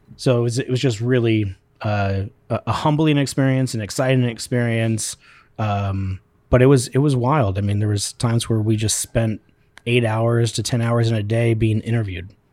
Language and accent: English; Spokane, Washington, United States; I grew up here in Spokane, born and raised